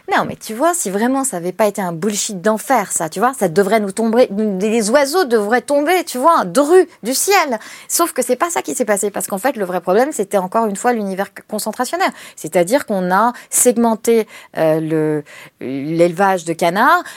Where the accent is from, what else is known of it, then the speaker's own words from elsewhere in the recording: Paris, Île-de-France, France; je suis une parisienne